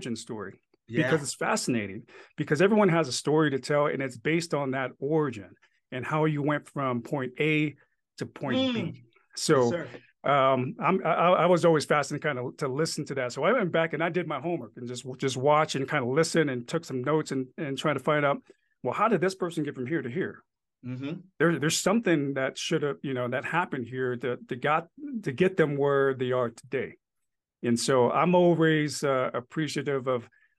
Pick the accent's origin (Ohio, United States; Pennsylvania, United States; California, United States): California, United States; Santa Ana; also born or lived in Apia, Samoa; I'm an OC boy, grew up in Orange County, California, and we lived out there, went to high school there.